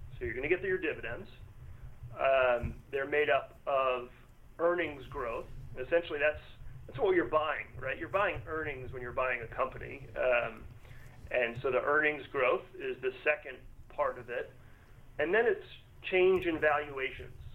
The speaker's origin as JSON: {"language": "English", "region": "Northern Virginia", "country": "United States", "tie": "born or raised there", "said": "born and raised in Northern Virginia"}